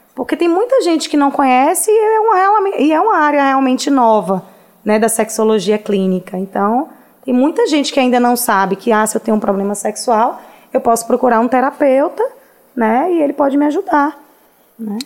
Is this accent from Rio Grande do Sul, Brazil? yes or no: no; Vitória da Conquista, Bahia, Brazil; moved away as an adult; now in Salvador, Brazil; Nasci em Conquista. Oh. Formei em Conquista. Eu só tenho quatro anos que moro aqui em Salvador